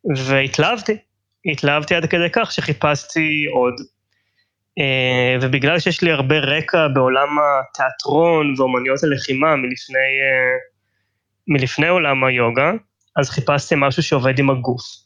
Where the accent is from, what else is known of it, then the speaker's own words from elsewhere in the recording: Tel Aviv, Tel Aviv District, Israel; אני תל אביבי במקור, ישראלי